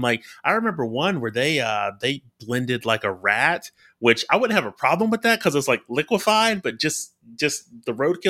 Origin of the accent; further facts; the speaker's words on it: Alabama, United States; just from growing up in Alabama. Like, I follow the SEC closely, especially the University of Alabama.